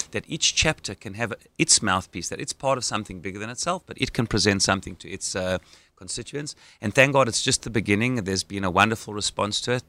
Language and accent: English; Johannesburg, Gauteng, South Africa; accent: South African; moved away as an adult; now in Israel; having grown up in Johannesburg, South Africa, I made Aliyah when I was 18